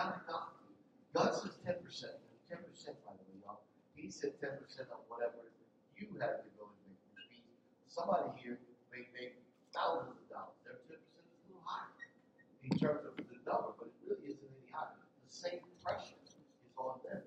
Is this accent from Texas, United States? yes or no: no; Philadelphia, Pennsylvania, United States; I'm from North Philly, right? Which means I wasn't raised.